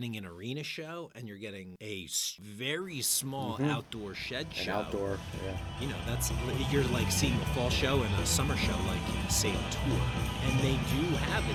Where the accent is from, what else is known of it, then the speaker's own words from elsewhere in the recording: New Jersey, United States; I'm from New Jersey